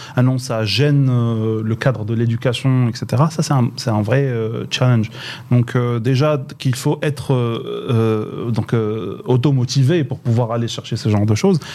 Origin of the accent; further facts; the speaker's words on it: Boujdour, Laâyoune-Sakia El Hamra, Morocco; moved away; also born or lived in Meknes; j'ai grandi à Bousdol, c'est donc la fin du Maroc